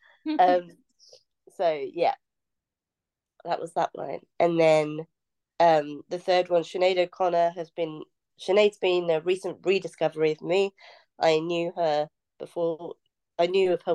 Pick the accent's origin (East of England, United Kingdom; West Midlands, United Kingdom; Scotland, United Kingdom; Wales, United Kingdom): East of England, United Kingdom; North Norfolk coast; So when I was young, I grew up on the North Norfolk coast